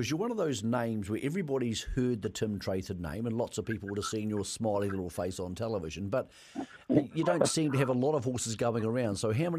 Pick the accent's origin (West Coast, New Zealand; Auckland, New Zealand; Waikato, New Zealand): West Coast, New Zealand; Greymouth; moved away; But I'm actually a southern man. So I know the South doesn't claim me anymore, but I'm from Greymouth